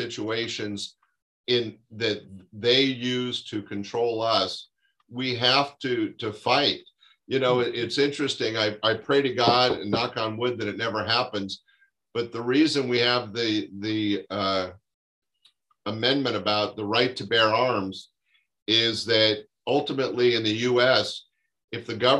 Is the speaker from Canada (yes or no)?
yes; Canada; because as a Canadian, there are things happening in both our countries that should be unacceptable.